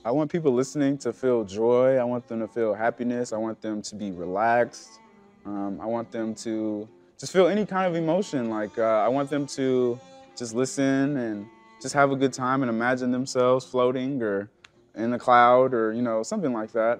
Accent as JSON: {"language": "English", "town": "Milwaukee", "region": "Wisconsin", "country": "United States", "tie": "born or raised there", "moved": "yes", "lives_now": "Chicago, United States", "said": "born and raised in Milwaukee, Wisconsin."}